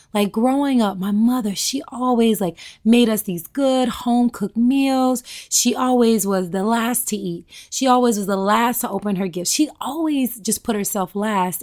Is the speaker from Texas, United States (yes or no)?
no; Tennessee, United States; I'm a Southern girl. I'm from Tennessee